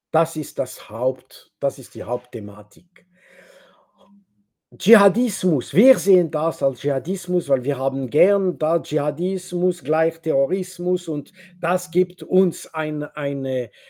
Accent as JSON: {"language": "German", "country": "Switzerland", "second_language": "German", "said": "ich bin Schweizer und wenn ich rede mit Franzosen zum Beispiel, ich habe nicht den Eindruck, dass wir, meine Demokratie entspricht die französische Demokratie."}